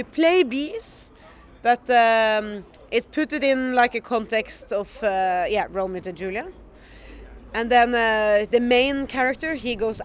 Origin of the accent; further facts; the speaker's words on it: Norway; I'm from Norway